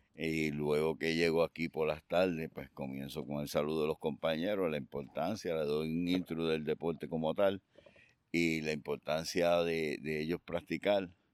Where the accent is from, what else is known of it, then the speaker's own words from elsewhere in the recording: Aguada, Puerto Rico; yo soy natural de Aguada, del barrio Espinal de Aguada